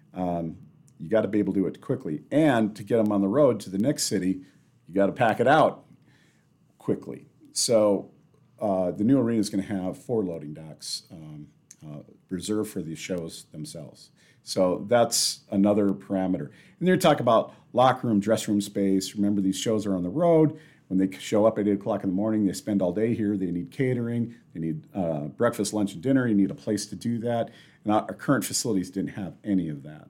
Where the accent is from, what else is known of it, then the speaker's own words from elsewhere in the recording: Sioux Falls, South Dakota, United States; moved away as an adult; now in Rapid City, United States; I'm actually from Sioux Falls